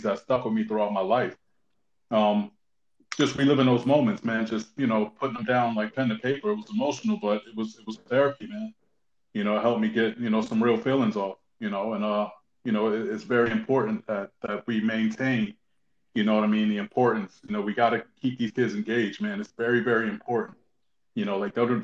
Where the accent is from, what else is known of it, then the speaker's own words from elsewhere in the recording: Newark, New Jersey, United States; also born or lived in East Orange, New Jersey; born in Newark, New Jersey, raised between Newark and East Orange